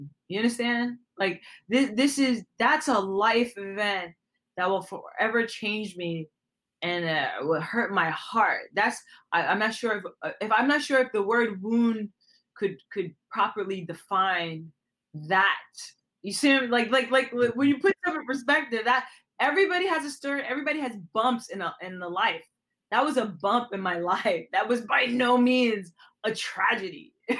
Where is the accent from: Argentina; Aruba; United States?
Aruba; also born or lived in Puerto Rico; I've lived on an island. I've lived in different places. I'm from Aruba. I'm Puerto Rico. I lived on Aruba